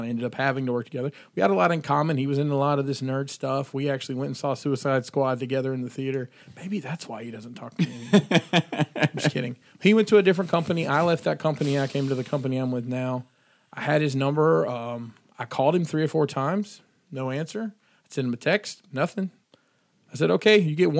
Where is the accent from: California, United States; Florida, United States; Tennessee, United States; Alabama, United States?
Alabama, United States; moved away as an adult; I moved up here from Alabama, where I'm from